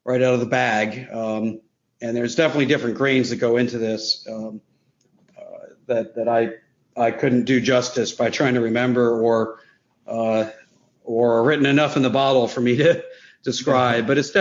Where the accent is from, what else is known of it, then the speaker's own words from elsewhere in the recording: York, Pennsylvania, United States; moved away; I'm from New York, Pennsylvania, originally